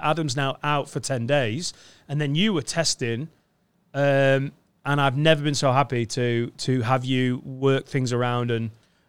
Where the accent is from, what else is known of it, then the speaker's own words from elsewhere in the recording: Spain; English is a second language; I'm originally from Spain, but now I've lived here for a long time.